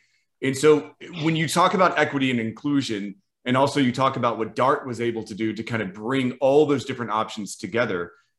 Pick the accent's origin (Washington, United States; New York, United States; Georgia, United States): Georgia, United States; Atlanta; now in Tampa, United States; I'm in Tampa, but I'm also from Atlanta.